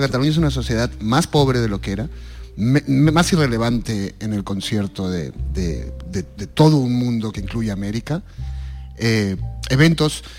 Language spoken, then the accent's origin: Spanish; Peru; now in Spain; llevo viviendo fuera de Perú y que te van convirtiendo en una persona que ya nunca volverá a ser el peruano, ya ni siquiera existe el Perú que, yo dejé